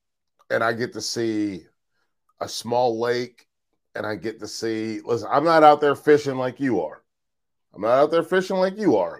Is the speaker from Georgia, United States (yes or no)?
no; Charlotte, North Carolina, United States; also born or lived in Fayetteville, North Carolina / New Mexico / Chicago; I was born in Fayetteville, moved to New Mexico, which is where my brother was born. Lived in New Mexico for 7 years, which is because my dad was in the military, and then back to Charlotte. And then Charlotte from 92 until 2018.